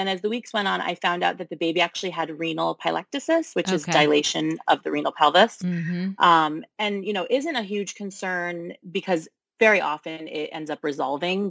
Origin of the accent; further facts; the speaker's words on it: Connecticut, United States; now in Brooklyn, United States; I'm originally from Connecticut